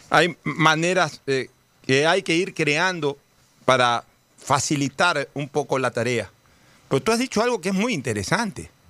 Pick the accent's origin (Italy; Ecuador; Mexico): Ecuador; Guayaquil, Guayas; yo sí quiero como guayaquileño resaltar que en cambio cuando nuestra desgracia llegó a ser mayúscula, sí terminamos siendo apestosos para el resto del país y para el resto del mundo